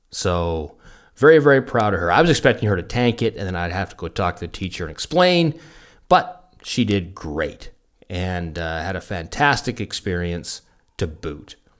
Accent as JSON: {"language": "English", "area": "near Fort Langley", "region": "British Columbia", "country": "Canada", "tie": "born or raised there", "also_born_or_lived": "Munich", "moved": "yes", "said": "Fort Langley, British Columbia, so cu, somewhere near my hometown"}